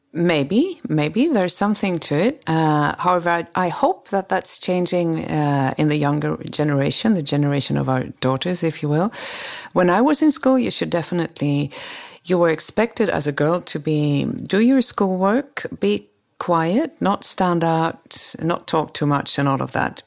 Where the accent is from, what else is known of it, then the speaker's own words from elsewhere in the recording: Sweden; Sweden is, we, we maybe nicer and, and not as competitive as the Americans